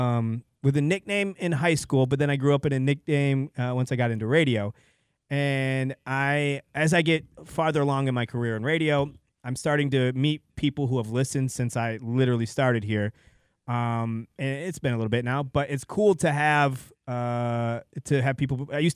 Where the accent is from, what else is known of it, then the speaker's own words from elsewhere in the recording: Belding, Michigan, United States; I grew up in Belding.